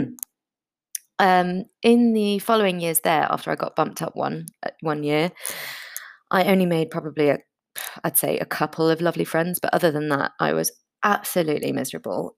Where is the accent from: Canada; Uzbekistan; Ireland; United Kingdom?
United Kingdom; London; I was born in London to an Austrian mother and a very British father